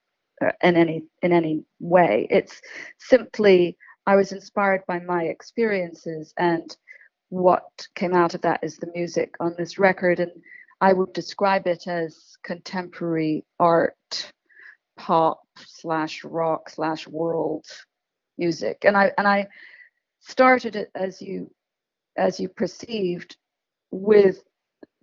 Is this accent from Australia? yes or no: no; Scotland, United Kingdom; the bagpipe drone, which is what I grew up with in Scotland